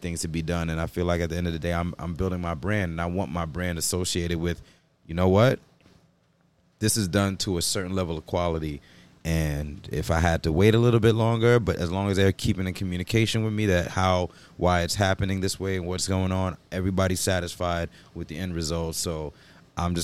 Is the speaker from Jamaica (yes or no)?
yes; Jamaica; I'm also Jamaican